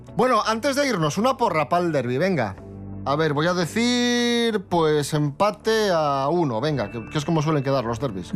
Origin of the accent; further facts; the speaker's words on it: Asturias, Spain; soy muy asturiano